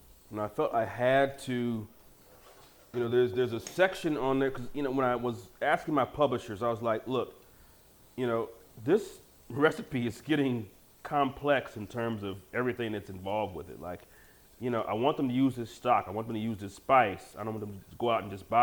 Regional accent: Detroit, Michigan, United States; moved away; my hometown of Detroit

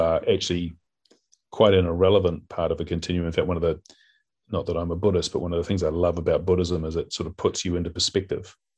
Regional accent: Auckland, New Zealand; I grew up in West Auckland in a place called Sunnyvale

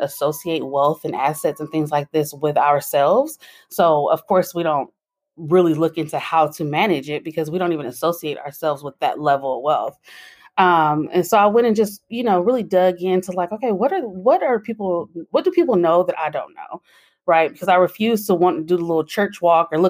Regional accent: San Francisco Bay Area, California, United States; I'm from the San Francisco Bay Area

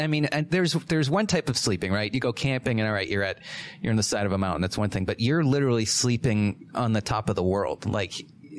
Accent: New Hampshire, United States; I was born in New Hampshire, but still by the seacoast, and I've never lived at altitude.

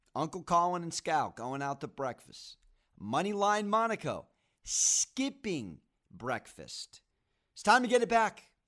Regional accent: San Diego, California, United States; I'm from San Diego, born and raised

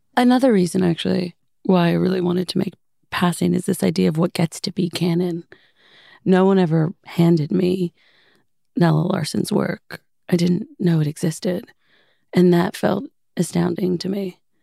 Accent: Los Angeles, California, United States; Growing up in Los Angeles

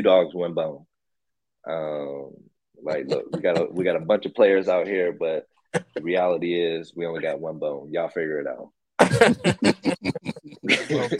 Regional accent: Pittsburgh, Pennsylvania, United States; my hometown team

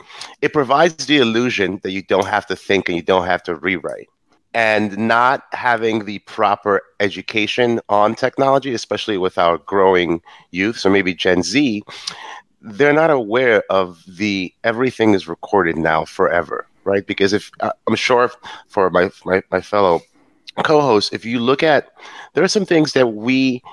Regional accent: New York, United States; being of African descent, I'm a Nigerian from New York

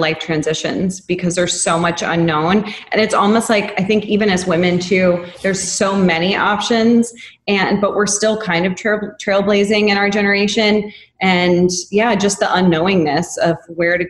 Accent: the South, United States; moved away; also born or lived in New York; growing up in the South

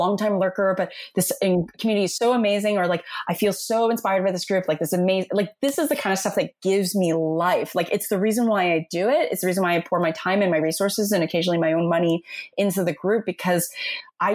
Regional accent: Toronto, Ontario, Canada; also born or lived in New York City, United States; I'm born and raised in Toronto

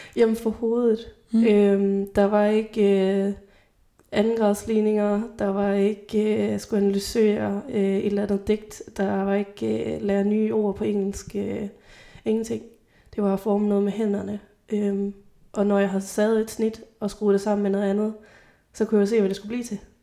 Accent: Grenaa, Central Denmark Region, Denmark; gymnasiet i Grenå, øh, hvor jeg er fra.

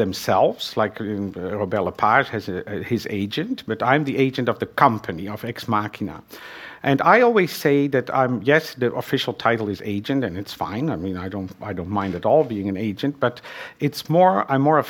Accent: Netherlands; English is a second language; moved away; I'm from Holland and I learned French in school.

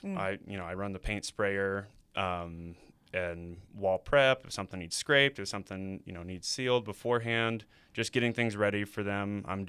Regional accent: Rensselaer, Indiana, United States; I'm not from California. I am from right in between Indianapolis and Chicago, a place called Rensselaer, Indiana.

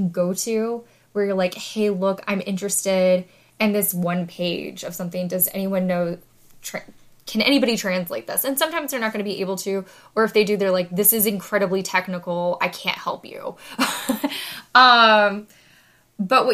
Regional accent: United States; as Americans

